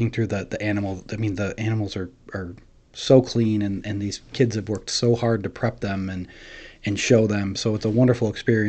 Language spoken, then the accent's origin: English; Verona, New York, United States; I grew up in Verona, in Oneida County.